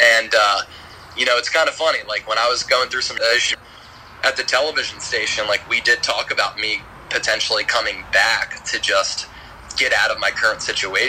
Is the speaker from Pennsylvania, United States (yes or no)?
yes; outside the Philadelphia area, Pennsylvania, United States; moved away; me growing up outside the Philadelphia area